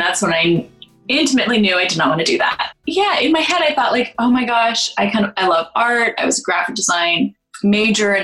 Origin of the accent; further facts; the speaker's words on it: near Berkeley, California, United States; I grew up near Berkeley, California